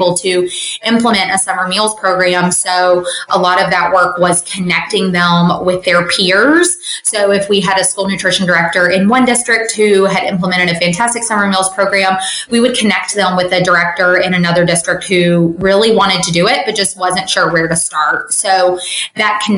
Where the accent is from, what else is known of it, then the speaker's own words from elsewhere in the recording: Virginia, United States; moved away as an adult; also born or lived in Richmond; now in Charleston, United States; my home state of Virginia.